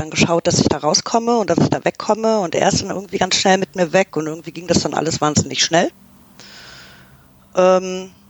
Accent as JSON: {"language": "German", "country": "Canada", "said": "ich meine, ich komme aus Kanada, ja, also ähm, wir sind, wir werden irgendwie mit Eishockey geboren."}